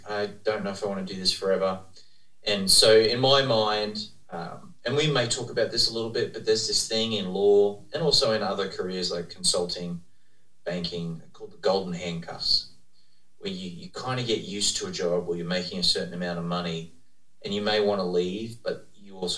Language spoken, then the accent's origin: English; Australia; moved away as an adult; also born or lived in United Kingdom / Texas, United States; now in Dallas, United States; I'm from Australia originally